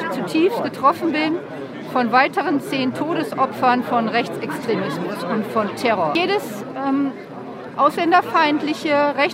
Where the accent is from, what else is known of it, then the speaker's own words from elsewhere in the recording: Baden-Württemberg, Germany; Ich komme aus der Nähe von Heilbronn, aus dem schönen Hohenlohe, aber da wird Karneval oder Fasnacht oder Fasching, wie man es auch nennen will, kaum gefeiert, denn es ist evangelisch geprägt